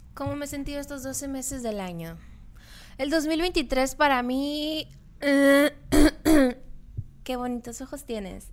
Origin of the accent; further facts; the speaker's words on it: Loreto, Baja California Sur, Mexico; moved away; los que somos de allá de Loreto